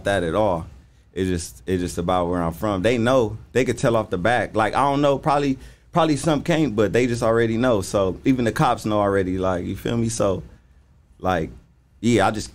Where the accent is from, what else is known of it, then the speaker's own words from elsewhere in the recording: Los Angeles, California, United States; I'm from Watts, so all my homies grew up saying it